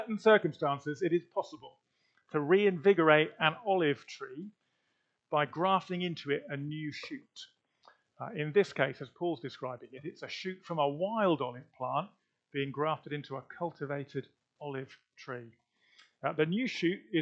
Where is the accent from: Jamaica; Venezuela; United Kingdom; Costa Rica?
United Kingdom; now in Leicester, United Kingdom; As white British Christians